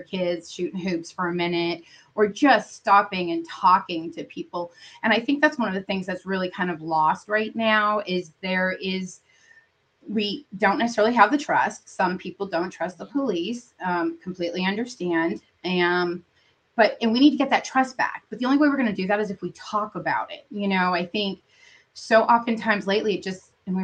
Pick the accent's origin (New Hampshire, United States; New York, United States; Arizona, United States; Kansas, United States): New Hampshire, United States; now in Virginia Beach, United States; I'm from New Hampshire